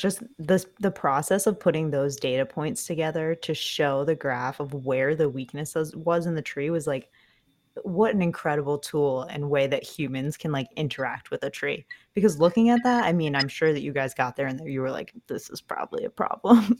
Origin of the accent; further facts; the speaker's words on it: New England, United States; I grew up in New England